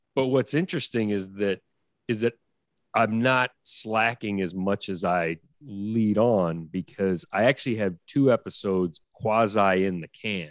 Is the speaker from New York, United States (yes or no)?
yes; New York City, New York, United States; I grew up on the Upper West Side